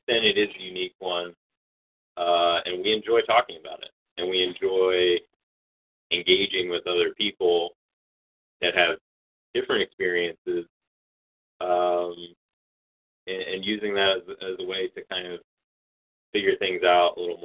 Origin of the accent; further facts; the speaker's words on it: Morgantown, West Virginia, United States; we grew up here in West Virginia and how we grew up, how we were raised. We're sort of first-generation Appalachians